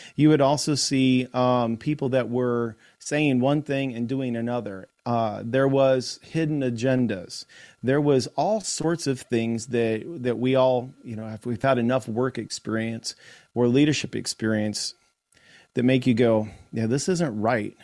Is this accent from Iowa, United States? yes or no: yes; Iowa, United States; in Iowa, in my home state